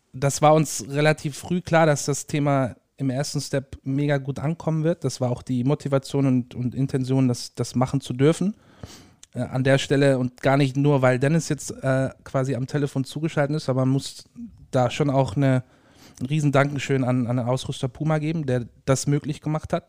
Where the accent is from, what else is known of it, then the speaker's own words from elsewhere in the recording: Ulm, Baden-Württemberg, Germany; moved away as an adult; now in Dortmund, Germany; ursprünglich gebürtig aus Ulm, Süden Deutschlands